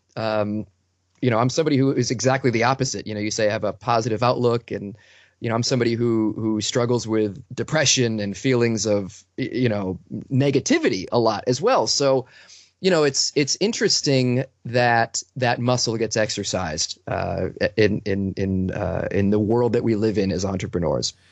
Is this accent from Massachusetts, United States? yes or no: yes; Boston, Massachusetts, United States; I'm from Boston